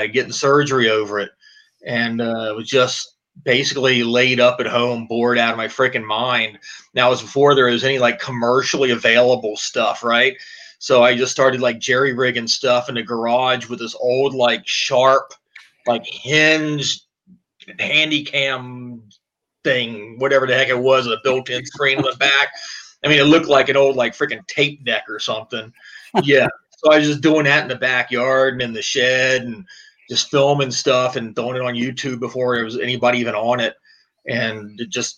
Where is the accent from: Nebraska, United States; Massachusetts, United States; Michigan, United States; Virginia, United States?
Virginia, United States; Portsmouth; moved away as an adult; now in Pennsylvania, United States; I'm originally from Portsmouth, Virginia, right there next to Virginia Beach. So I grew up saltwater fishing